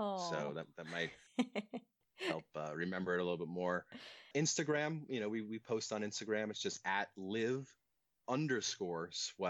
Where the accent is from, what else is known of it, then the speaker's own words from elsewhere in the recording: East Coast, United States; Growing up on the East Coast, I learned to longboard.